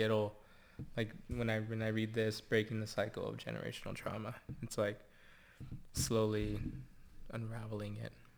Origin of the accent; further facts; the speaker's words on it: Santa Barbara, California, United States; where I grew up, still live